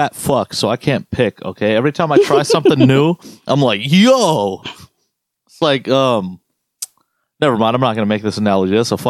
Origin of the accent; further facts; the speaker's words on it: the South, United States; I'm from the South